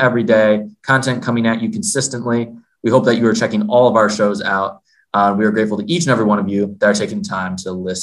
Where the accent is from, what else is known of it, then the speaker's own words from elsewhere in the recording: Michigan, United States; I'm from Michigan